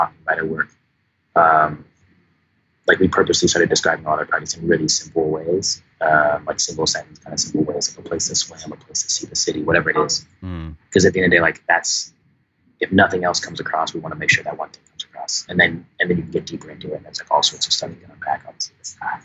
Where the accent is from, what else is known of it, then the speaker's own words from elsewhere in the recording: San Diego, California, United States; I grew up in San Diego and like just a boring, typical, like middle-class suburb